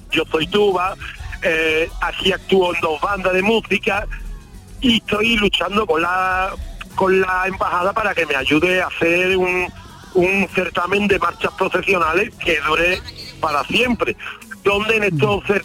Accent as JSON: {"language": "Spanish", "region": "Andalusia", "country": "Spain", "moved": "as an adult", "lives_now": "Croatia", "said": "yo como buen andaluz, yo eh, necesito tener la gente cerca, ¿no? Eh, yo no hablo ni inglés ni croata"}